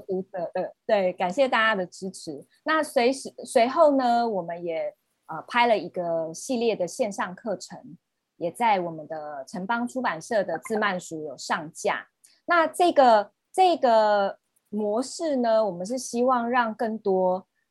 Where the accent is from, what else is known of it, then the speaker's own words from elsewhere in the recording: Taiwan; 近期也会在我们台湾这边推广起来